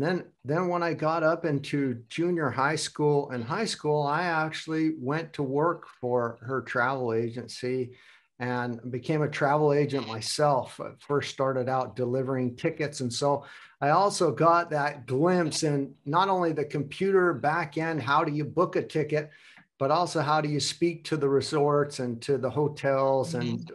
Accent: United States; now in Hamburg, Germany; And you both know that I'm from the United States and living in Hamburg, Germany.

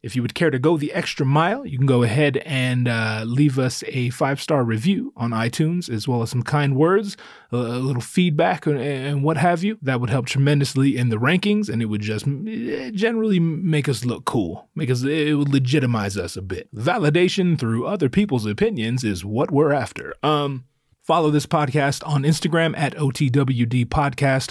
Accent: Northern California, United States; moved away; I grew up up north in Northern California

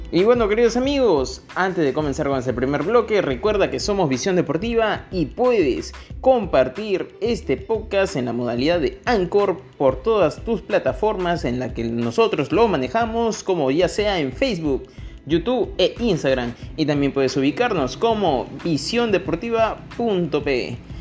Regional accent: Peru; como los peruanos que somos

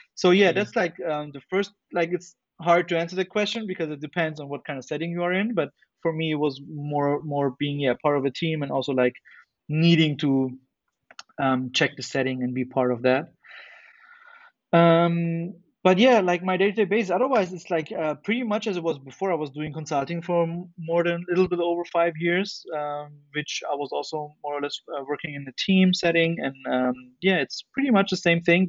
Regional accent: Germany; in Germany, we also have something which is called like you have to do either either military service or um, civil service, and I and I did that for nine months.

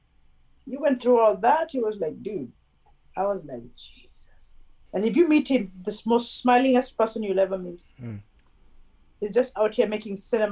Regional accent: Kenya; I'm from Kenya

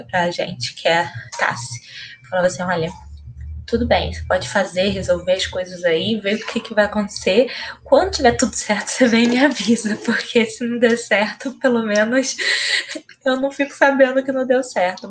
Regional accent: São Gonçalo, Rio de Janeiro, Brazil; eu sou daqui de São Gonçalo

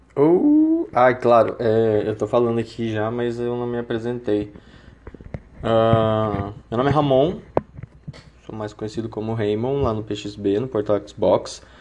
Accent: Paraná, Brazil; now in Uberlândia, Brazil; moro em Berlândia mas sou paranaense

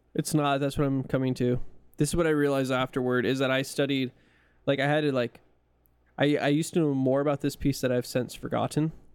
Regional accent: California, United States; accent: California; I am from California

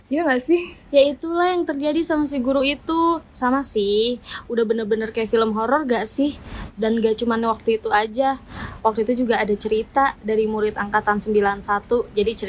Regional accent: Bandung, West Java, Indonesia; Kalau aku sih asalnya Bandung dan ada urban legend namanya hantu Nancy.

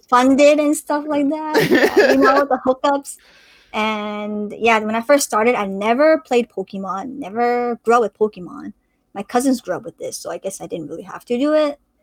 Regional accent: Canada; I'm a CS major at UBC, um, also in Vancouver, so I'm Canadian

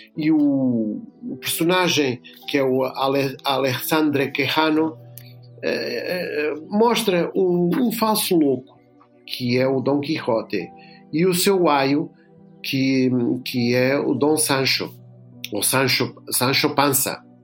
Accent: Lisbon, Portugal; eu nasci em Lisboa, na freguesia São Bartolomeu do Beato, mas os meus pais eram de uma terra no sul de, de Espanha, na Andaluzia

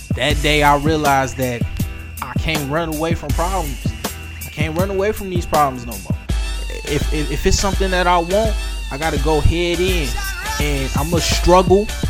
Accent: Detroit, Michigan, United States; growing up in Detroit

